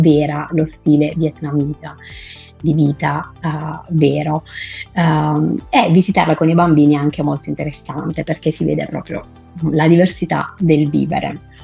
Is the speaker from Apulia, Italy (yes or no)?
yes; Alberobello, Apulia, Italy; Sono pugliese di Albero Bello